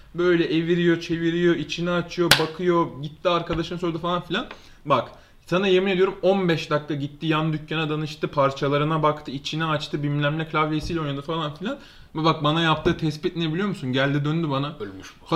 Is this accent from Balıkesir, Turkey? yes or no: no; Istanbul, Turkey; 10, 10 yaşında taşındık biz buraya.